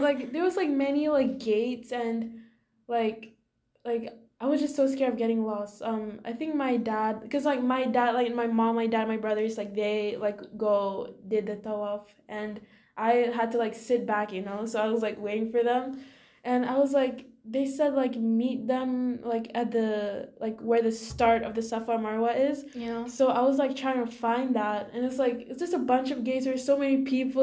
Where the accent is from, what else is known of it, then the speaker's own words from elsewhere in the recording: Singapore; moved away; my home country, did Singapore